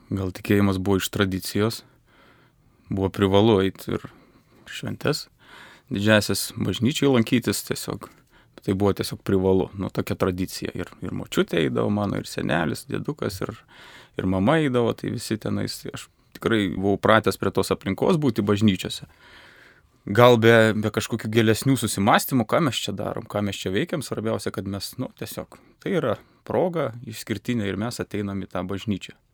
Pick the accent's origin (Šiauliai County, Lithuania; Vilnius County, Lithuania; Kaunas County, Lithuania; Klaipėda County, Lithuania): Šiauliai County, Lithuania; Joniškis; Aš esu kilęs iš Joniškio, iš, iš Šiaurės Lietuvos, ten prie Latvijos sienos nedidelis visai miestelis, 8 ar 10 tūkstančių gyventojų, yra labai graži bažnyčia